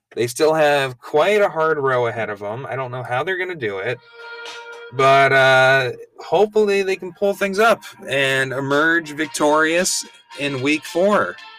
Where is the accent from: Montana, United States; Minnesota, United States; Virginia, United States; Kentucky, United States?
Minnesota, United States; I'm from Minnesota.